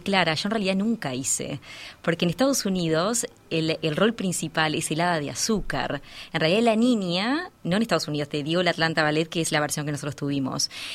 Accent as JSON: {"language": "Spanish", "country": "Uruguay", "moved": "yes", "said": "estoy de vuelta en mi país"}